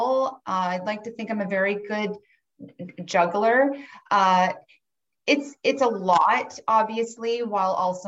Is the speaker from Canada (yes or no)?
yes; Cobourg, Ontario, Canada; moved away as an adult; also born or lived in Ottawa, Canada / Toronto, Canada / Melbourne, Australia; I born and raised in Coburg